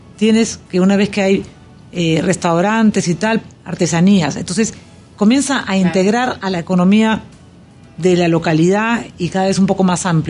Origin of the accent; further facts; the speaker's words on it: Peru; now in Panama; Yo como peruana